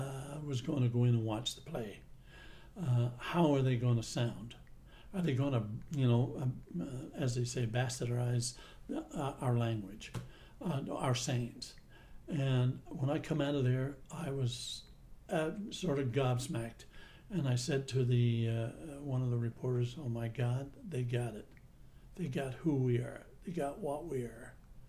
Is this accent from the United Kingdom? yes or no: no; Gander, Newfoundland and Labrador, Canada; I'm a little bit different in a lot of ways because I grew up in Gander and I was influenced by the international flights and we had a military base and everything else. So my language is a little bit more mainlandish than it is Newf.